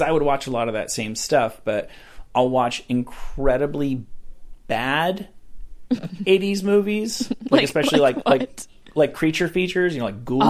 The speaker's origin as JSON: {"language": "English", "town": "Rutherford", "region": "New Jersey", "country": "United States", "tie": "born or raised there", "said": "Rutherford, New Jersey, right outside of New York City."}